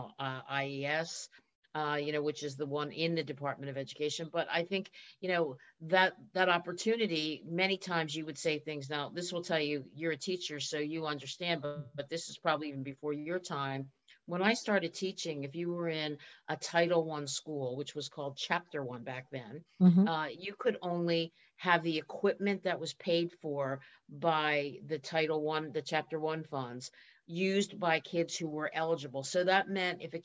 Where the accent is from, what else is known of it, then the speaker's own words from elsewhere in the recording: Philadelphia, Pennsylvania, United States; accent: Philadelphia; moved away as an adult; also born or lived in Boston; I grew up in Philadelphia. I still have the accent.